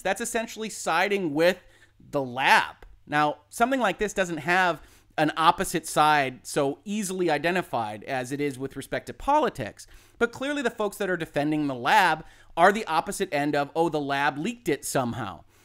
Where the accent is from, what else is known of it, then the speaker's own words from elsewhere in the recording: Michigan, United States; I'm from Michigan